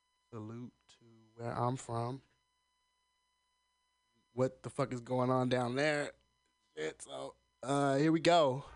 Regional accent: the South, United States; I'm from the fucking South. And I fucking love Southern music because I am from the South, goddammit.

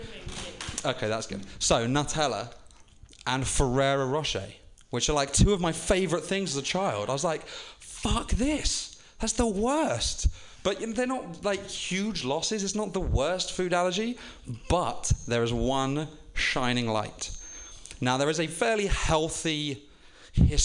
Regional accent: United Kingdom; moved away; being a Brit

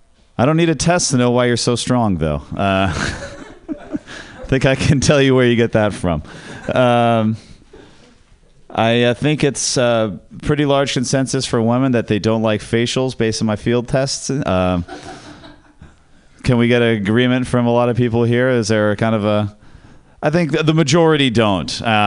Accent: Ireland; And I was like, whoa, that is, as an Irish person, I was like, that is such cultural appropriation of my, that's our thing. My culture is not a costume, okay?

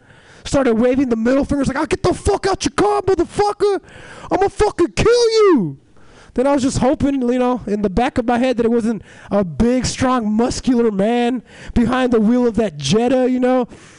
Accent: Illinois, United States

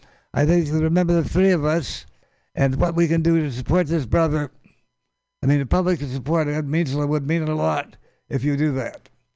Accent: Minnesota, United States; Well, I'm from Minnesota. I grew up in Minnesota. I got my political teeth first in Minnesota.

